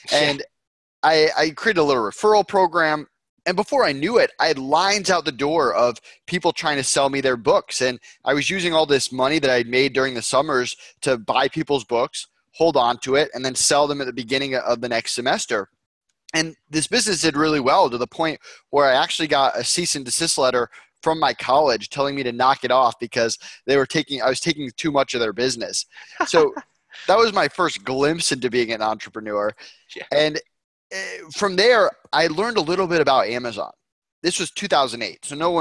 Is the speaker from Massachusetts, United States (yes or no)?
yes; Longmeadow, Massachusetts, United States; I grew up in Longmeadow, Massachusetts, Western Mass